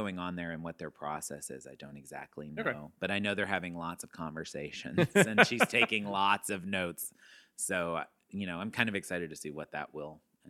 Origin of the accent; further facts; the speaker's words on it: Arkansas, United States; also born or lived in Texas; I'm from Arkansas and Texas. That's where I was raised primarily.